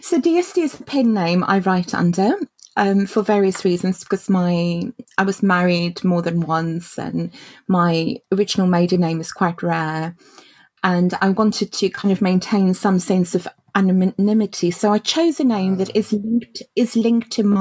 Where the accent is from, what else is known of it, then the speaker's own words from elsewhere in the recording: Cape Town, Western Cape, South Africa; now in United Kingdom; I was born in Cape Town in South Africa. So I had a childhood in Africa, which I guess sets me aside a little bit from my peers in the UK.